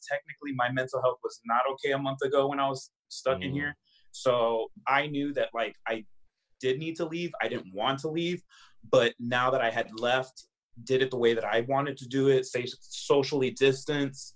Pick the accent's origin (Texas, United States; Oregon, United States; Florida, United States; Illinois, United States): Florida, United States; Miami; now in Los Angeles, United States; Florida. I'm from Miami.